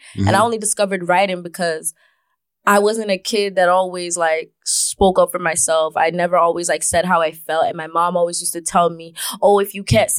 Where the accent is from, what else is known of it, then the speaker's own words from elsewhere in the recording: Scarborough, Ontario, Canada; I'm from Galloway.